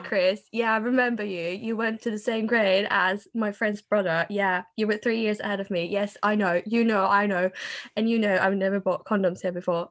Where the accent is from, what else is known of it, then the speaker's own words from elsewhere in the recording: Norway; also born or lived in England; I am from Norway